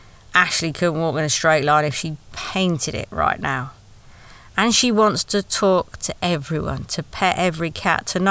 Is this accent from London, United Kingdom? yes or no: no; Wales, United Kingdom